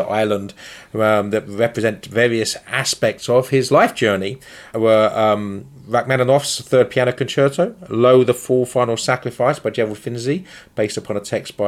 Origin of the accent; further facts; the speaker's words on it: England, United Kingdom; moved away as an adult; I'm from England